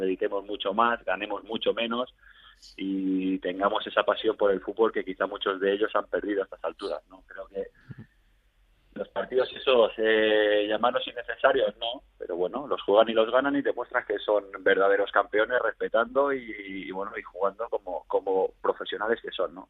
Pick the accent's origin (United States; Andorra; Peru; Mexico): Andorra; also born or lived in Barcelona, Spain; yo nací en Barcelona porque mi madre era de un pueblecito al lado de Barcelona, Gabá, mm. y bueno, mi padre por motivos laborales ya, ya estaba aquí en Andorra, ¿no? O sea que mm. a los dos meses de edad, dos, tres meses, ya es mi primera toma de contacto con Andorra, o sea que yo he crecido aquí